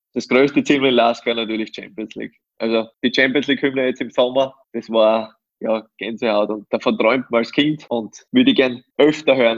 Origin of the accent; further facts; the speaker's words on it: Styria, Austria; moved away as an adult; now in Upper Austria, Austria; meine mein, mein Heimat, das ist natürlich die Steiermark, aber Oberösterreich ist auch für mich meine Wahlheimat